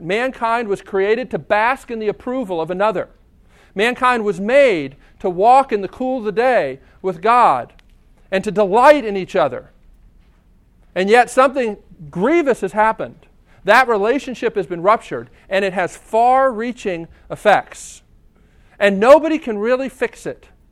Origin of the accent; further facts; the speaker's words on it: United States; I'm an American.